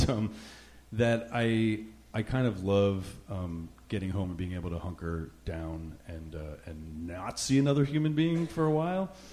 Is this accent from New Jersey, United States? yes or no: yes; New Jersey, United States; also born or lived in New York; now in Rhode Island, United States; I grew I grew up in Jersey, just over the river. My mom's family is actually from Brooklyn, and I, I grew up in the whole area